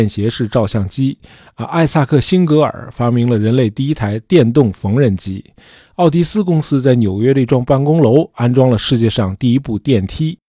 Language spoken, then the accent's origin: Chinese; China; 我们中国人